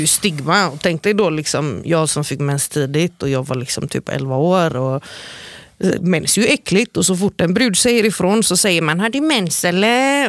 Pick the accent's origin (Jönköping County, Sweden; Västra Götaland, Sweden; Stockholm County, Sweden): Västra Götaland, Sweden; Gothenburg; som kom ifrån eh, Angered